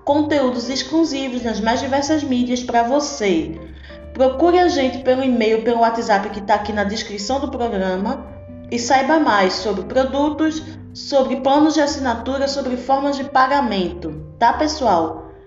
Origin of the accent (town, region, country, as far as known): Recife, Pernambuco, Brazil; born or raised there; accent: pernambucana raiz; moved away as an adult; now in Salvador, Brazil